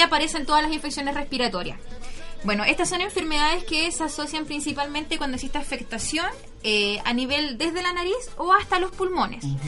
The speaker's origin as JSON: {"language": "Spanish", "town": "Coyhaique", "region": "Aysén", "country": "Chile", "said": "yo soy de Coyhaique"}